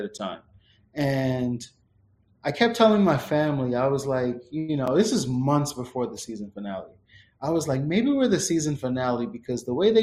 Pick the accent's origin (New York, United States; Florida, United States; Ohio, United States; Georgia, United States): Florida, United States; South; we're from South Florida